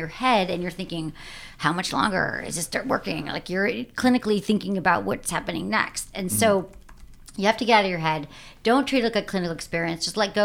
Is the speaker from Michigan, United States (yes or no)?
yes; Michigan, United States; moved away; I'm from Michigan.